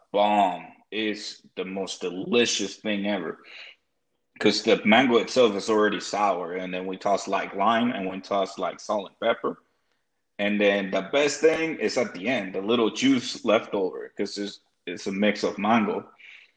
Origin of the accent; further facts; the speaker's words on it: Cartagena, Bolívar, Colombia; moved away; I grew up in Cartagena, and Cartagena is considered like the coast, somos costeño